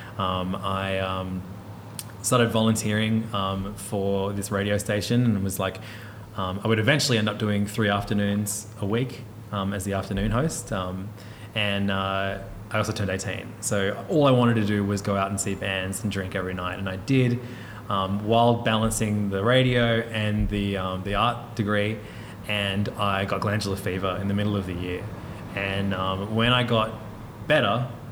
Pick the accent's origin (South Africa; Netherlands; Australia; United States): Australia; Hornsby, New South Wales; I grew up in Hornsby